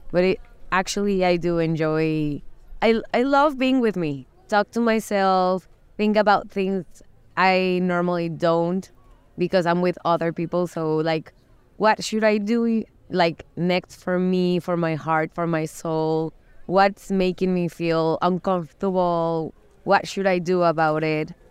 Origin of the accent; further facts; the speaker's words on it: Mexico; from Mexico.